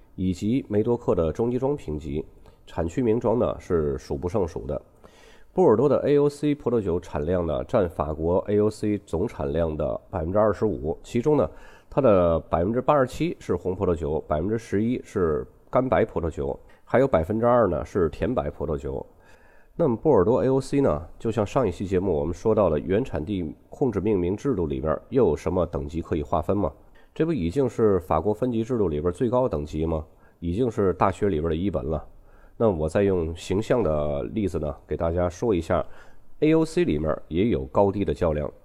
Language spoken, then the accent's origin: Chinese; China; 我们中国人啊，总喜欢把公司的名字做得很大一样